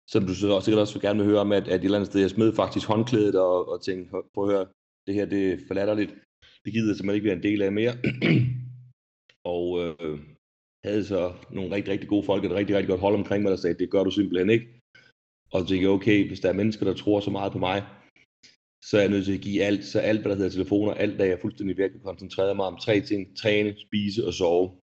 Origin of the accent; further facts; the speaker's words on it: Rødby, Zealand, Denmark; now in Sweden; Jeg kommer ikke? ned fra Rødby, nede på Lolland.